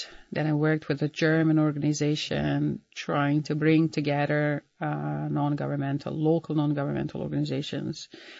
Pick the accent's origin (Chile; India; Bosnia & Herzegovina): Bosnia & Herzegovina; Banja Luka, Republika Srpska; moved away as an adult; also born or lived in Belgrade, Serbia; I was online between Belgrade and Banja Luka because he was stationed there in my hometown.